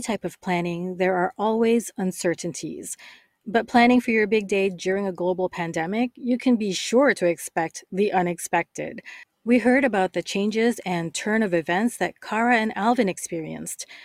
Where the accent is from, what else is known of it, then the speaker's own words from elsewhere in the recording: Canada; I'm Canadian and I've lived here all my life